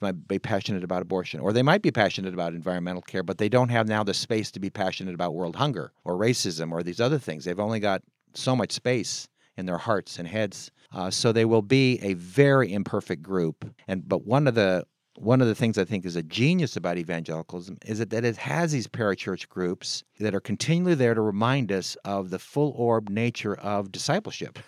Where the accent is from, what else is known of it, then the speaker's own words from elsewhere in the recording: San Francisco, California, United States; I was born on August twenty-fourth, nineteen fifty-two at Saint Francis Hospital in San Francisco, California